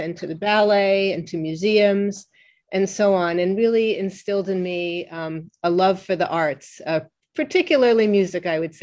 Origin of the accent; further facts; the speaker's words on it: New York, United States; I was growing up on the Upper West Side of New York